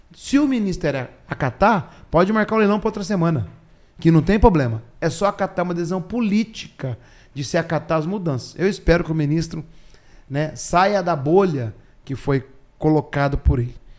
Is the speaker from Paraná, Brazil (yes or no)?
yes; Orizona, Paraná, Brazil; now in Apucarana, Brazil; Eu sou pé vermelho de Orizona e hoje eu sou pé vermelho de Apucarana, que eu moro em Apucarana